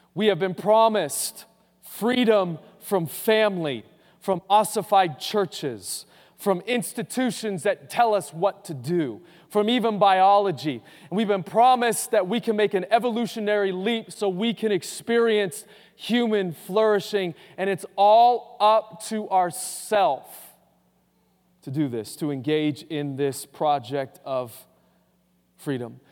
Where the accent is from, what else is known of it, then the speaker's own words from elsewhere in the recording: Boise, Idaho, United States; growing up in Boise